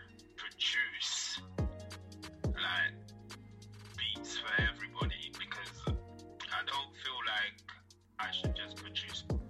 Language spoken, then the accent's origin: English; St. Lucia; moved away; I was born in St. Lucia. I'm from the Caribbean